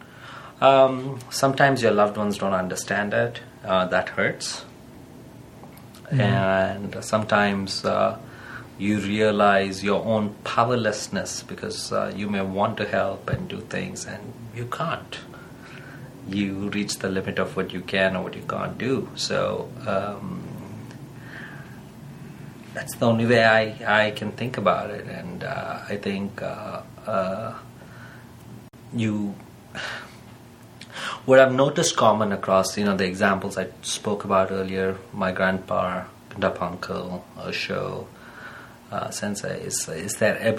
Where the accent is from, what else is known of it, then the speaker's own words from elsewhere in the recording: India; being Indian